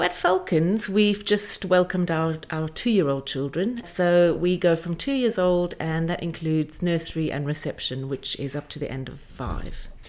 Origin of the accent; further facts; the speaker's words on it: South Africa; moved away as an adult; also born or lived in Aspen, Colorado; now in England; I grew up in South Africa